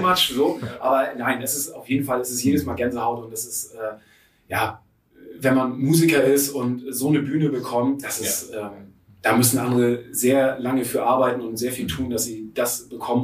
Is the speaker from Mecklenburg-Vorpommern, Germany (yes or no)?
no; Friedrichstadt, Schleswig-Holstein, Germany; Ich komme ziemlich weit aus dem Norden Deutschlands, ähm, oben aus, äh, von der Nähe von Husum aus Friedrichstadt.